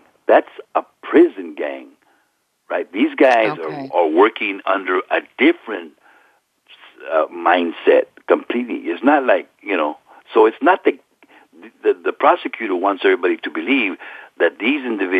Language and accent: English; California, United States; And I'm a Norteño. I'm from Northern California. I'm a street gang member from Northern California.